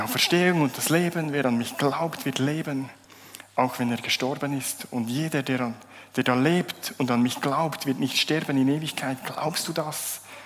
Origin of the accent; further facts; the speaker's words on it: Bernese Oberland, Switzerland; moved away as an adult; also born or lived in Zurich area; Ich komme aus dem Berner Oberland, bin vor acht Jahren hierher gezogen, habe eine schöne Zürcherin geheiratet